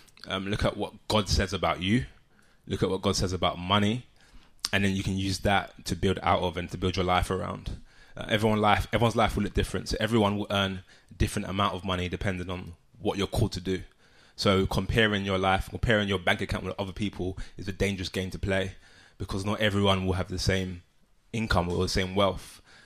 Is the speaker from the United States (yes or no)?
no; London, United Kingdom; Grew up in Southeast London.